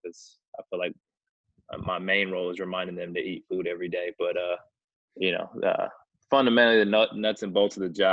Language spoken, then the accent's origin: English; California, United States; moved away as an adult; now in Kansas, United States; I'm a California born and raised, and you know, I'm certainly Californian by almost every stretch of that imagination